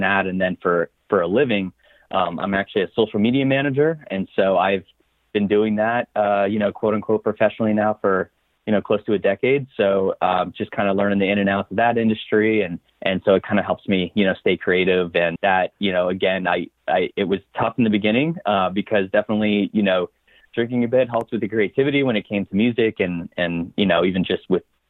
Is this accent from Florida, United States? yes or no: yes; Coral Springs, Florida, United States; now in Orlando, United States; I grew up in Coral Springs, Florida. That's South Florida, you know, close to Fort Lauderdale